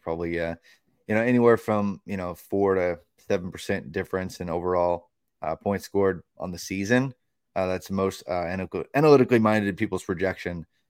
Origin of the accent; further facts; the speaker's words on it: Tennessee, United States; my home state of Tennessee